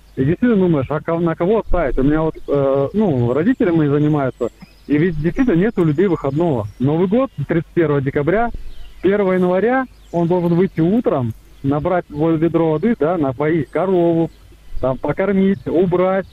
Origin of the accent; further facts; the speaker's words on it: Novosibirsk Oblast, Russia; now in Novosibirsk, Russia; я из Новосибирска. Уже давно как бы живу в городе, с области переехал, с Новосибирской.